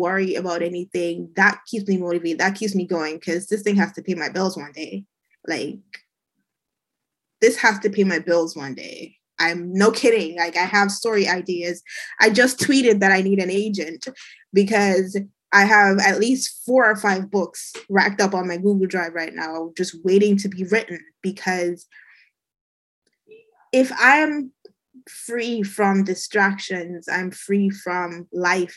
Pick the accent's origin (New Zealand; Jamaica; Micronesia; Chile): Jamaica; moved away as an adult; I was born and raised in Jamaica